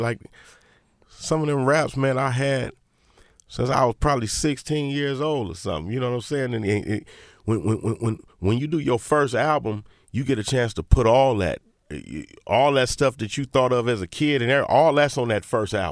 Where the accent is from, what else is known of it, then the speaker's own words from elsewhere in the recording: Inglewood, California, United States; I'm from Inglewood